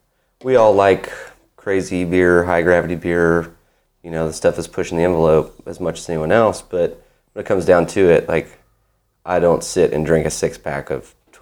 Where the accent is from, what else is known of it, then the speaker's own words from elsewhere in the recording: Nashville, Tennessee, United States; moved away as an adult; also born or lived in Chattanooga, United States; now in Knoxville, United States; Yeah, I grew up in Nashville.